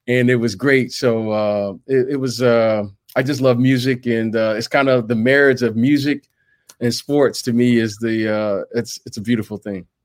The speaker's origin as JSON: {"language": "English", "town": "Detroit", "region": "Michigan", "country": "United States", "said": "I'm from Detroit, right? That's Motown."}